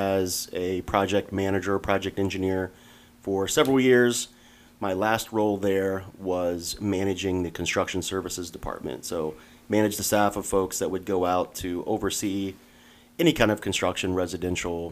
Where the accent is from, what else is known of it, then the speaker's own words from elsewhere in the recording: Hilliard, Ohio, United States; My wife and I, like I said, both went through the Hilliard schools